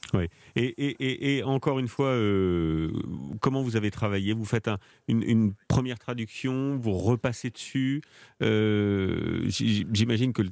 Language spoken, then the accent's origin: French; France; chez nous en France.